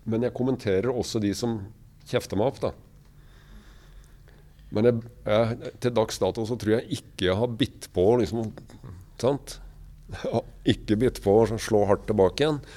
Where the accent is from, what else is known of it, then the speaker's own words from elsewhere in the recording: Kragerø, Telemark, Norway; da vi vokste opp i Kragerø